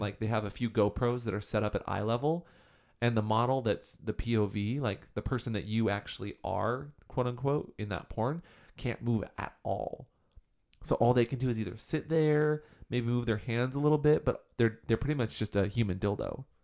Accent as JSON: {"language": "English", "region": "Washington", "country": "United States", "tie": "born or raised there", "said": "Washington, my home state"}